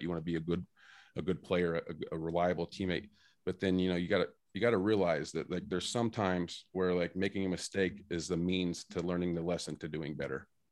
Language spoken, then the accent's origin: English; Indiana, United States; we're from Indiana